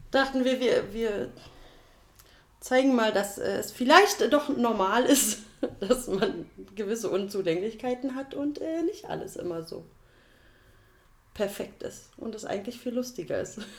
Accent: Berlin, Germany; Wie man hört, man hört es sofort raus. Wir kommen aus Berlin.

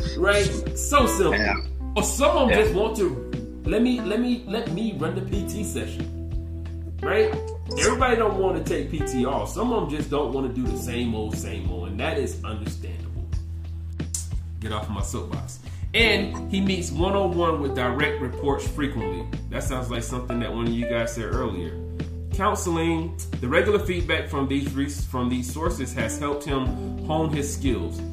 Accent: the South, United States; I'm from the South. We just talk loud

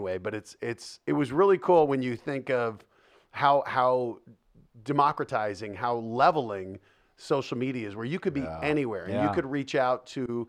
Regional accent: Denver, Colorado, United States; growing up in Denver

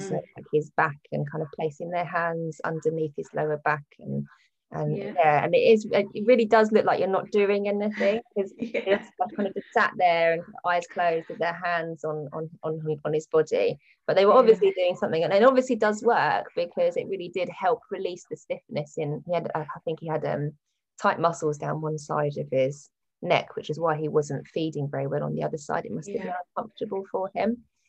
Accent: West Wickham, London, United Kingdom; I grew up in West Wickham.

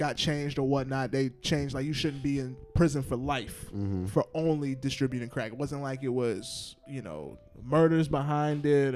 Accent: Georgia, United States; I'm from Georgia

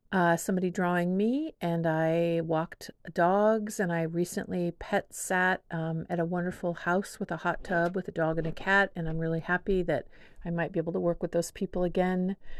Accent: Whidbey Island, Washington, United States; also born or lived in San Diego; now in Seattle, United States; my parents split when I was four, and we moved from San Diego to Whidbey Island

